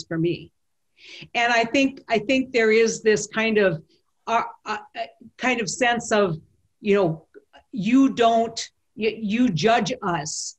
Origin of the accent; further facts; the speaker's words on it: Mandan, North Dakota, United States; a redhead from Manador, North, small town North Dakota